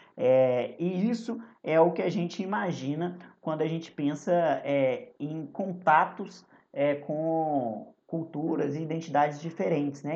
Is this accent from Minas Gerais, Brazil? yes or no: yes; Belo Horizonte, Minas Gerais, Brazil; na minha juventude, em Belo Horizonte